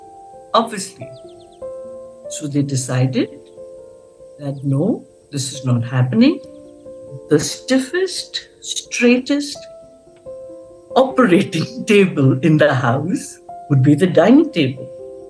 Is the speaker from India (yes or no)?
yes; Srinagar, Jammu and Kashmir, India; born there; So, conceived in Kunur, in the Nilgiris, and born in Srinagar.